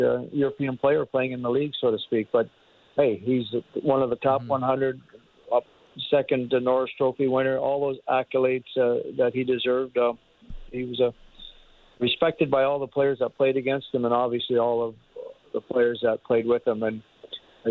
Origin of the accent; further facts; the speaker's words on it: Canada; as a Canadian